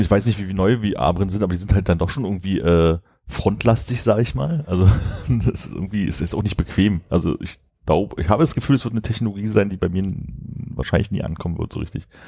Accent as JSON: {"language": "German", "region": "Berlin", "country": "Germany", "said": "als Berliner"}